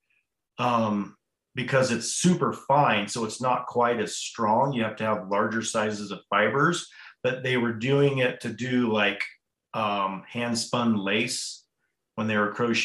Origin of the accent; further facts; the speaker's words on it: Hotchkiss, Colorado, United States; I was born and raised in Hotchkiss, Colorado, which is a little town just down the road from Crawford